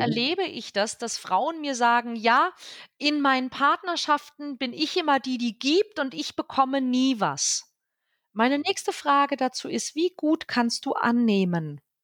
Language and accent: German; Northern Germany, Germany; mir als Norddeutsche